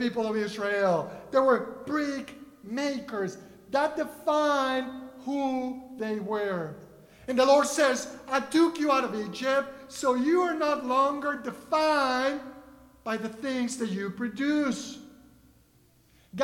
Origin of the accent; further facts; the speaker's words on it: Mexico City, Mexico; first language Spanish; English is a second language; now in Kentucky, United States; Growing up in Mexico City